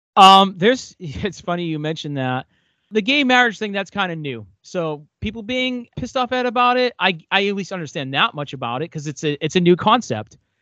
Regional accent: United States; I love being American

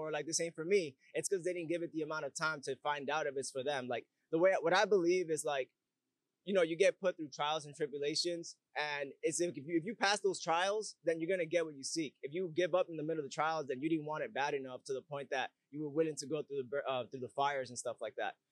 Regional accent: Bronx, New York, United States; Yeah, I'm from the Bronx actually. I was born in New York, born and raised. And that, but I moved around a lot though, so my sound changed because I moved way too much.

